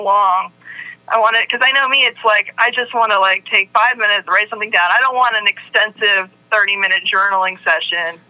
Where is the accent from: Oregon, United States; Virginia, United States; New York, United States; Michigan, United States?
Virginia, United States; I grew up in Virginia